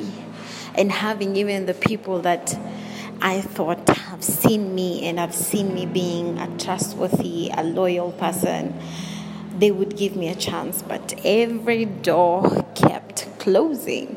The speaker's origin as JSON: {"language": "English", "country": "Kenya", "said": "I'm from Kenya."}